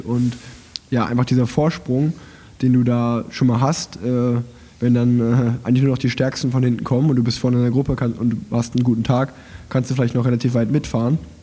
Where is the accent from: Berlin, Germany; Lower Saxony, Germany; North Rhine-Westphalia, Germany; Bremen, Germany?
North Rhine-Westphalia, Germany; Unna; ich bin ja in Unna geboren, das liegt ja angrenzend am Münsterland